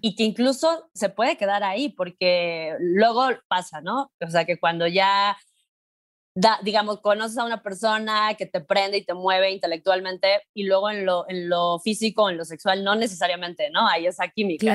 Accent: Mexico City, Mexico; soy una morra eh, de la Ciudad de México de 38 años

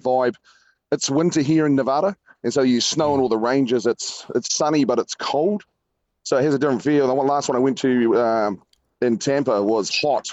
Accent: New Zealand; we're from New Zealand

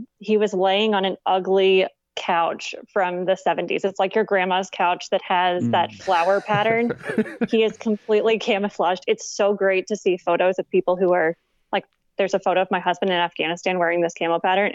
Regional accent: Clarksville, Tennessee, United States; My hometown of Clarksville, Tennessee

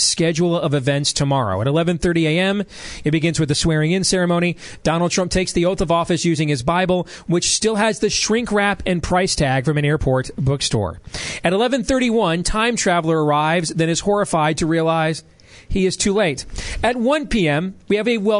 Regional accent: Iowa, United States; I'm from Iowa.

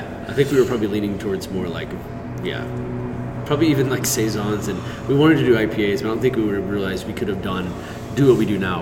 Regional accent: Houston, Texas, United States; moved away; I grew up in Houston

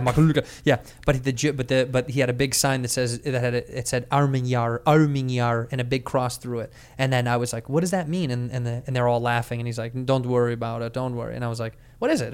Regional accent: United States; I'm an American

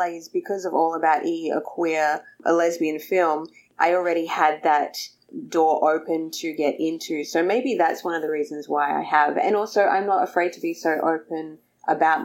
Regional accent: Adelaide, South Australia, Australia; moved away as an adult; now in Los Angeles, United States; I am from Australia, from a place called Adelaide in South Australia

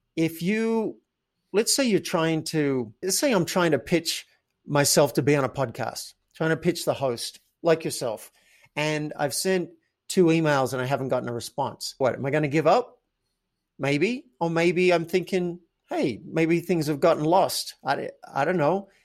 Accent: Australia; I grew up in Australia

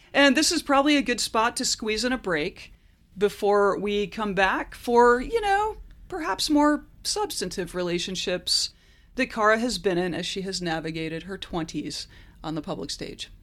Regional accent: United States; as an American

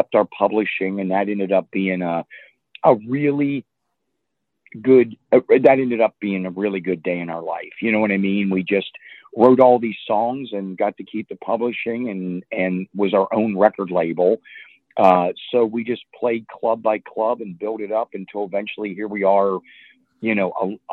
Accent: Butler, Pennsylvania, United States; also born or lived in Virginia / Mechanicsburg, Pennsylvania; I grew up in Butler, Pennsylvania

